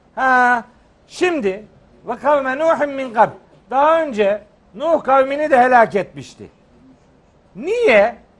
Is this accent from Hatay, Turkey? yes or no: no; Trabzon, Turkey; moved away; Bir Trabzonlu olarak özellikle davet ediyorum.